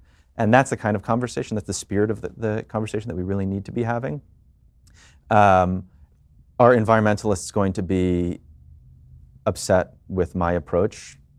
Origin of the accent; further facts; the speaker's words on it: New York, United States; I am a dad, I'm a New Yorker, I'm a Jewish person, as we just said, and I'm a citizen of both America and the world.